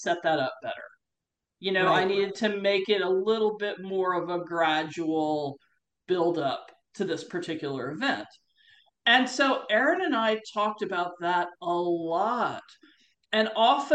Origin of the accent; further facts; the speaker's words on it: United States; being an American who knows Australia and has worked in Australia